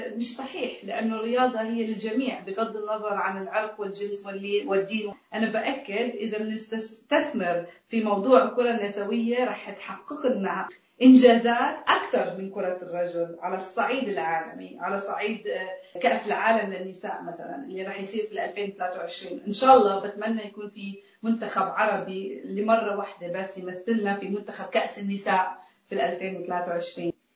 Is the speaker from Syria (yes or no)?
no; Palestine; بحياتي كفلسطينيه عربيه عشت تحت ظروف صعبه وتحت احتلال